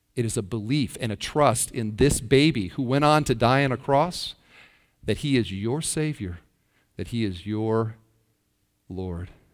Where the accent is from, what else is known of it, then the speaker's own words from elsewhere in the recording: Iowa, United States; I'm from Iowa, and there's a town near where I grew up, Parkersburg, Iowa